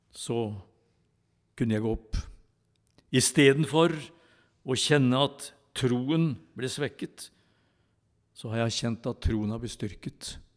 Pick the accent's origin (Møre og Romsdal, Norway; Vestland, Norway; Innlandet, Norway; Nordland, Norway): Innlandet, Norway; Tylldalen; jeg vokste opp i Tylderen